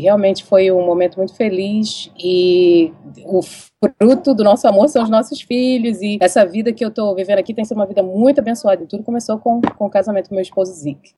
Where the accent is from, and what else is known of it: Brazil; moved away as an adult; also born or lived in Mississippi, United States / North Carolina, United States; now in Texas, United States